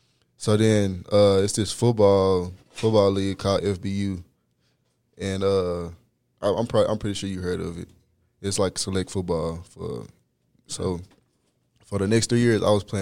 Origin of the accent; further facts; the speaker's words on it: Dallas, Texas, United States; also born or lived in Longview, Texas; So a lot of people don't know, but I wasn't born in Dallas. I was born in East Texas, Longview, Texas.